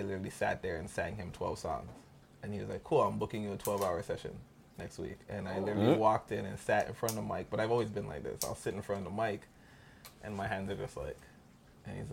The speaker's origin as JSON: {"language": "English", "country": "Jamaica", "said": "I'm Jamaican"}